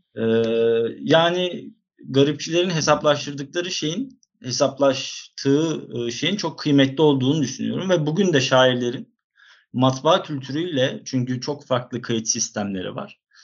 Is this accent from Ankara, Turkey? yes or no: no; Izmir, Turkey; also born or lived in Istanbul